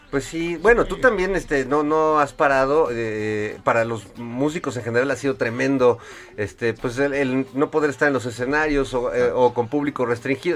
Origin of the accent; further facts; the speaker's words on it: Mexico; músicos este mexicanos